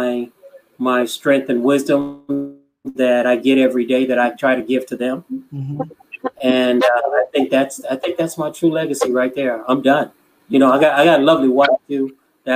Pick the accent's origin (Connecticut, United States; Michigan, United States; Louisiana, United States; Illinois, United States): Illinois, United States; Chicago; now in California, United States; I grew up in Chicago.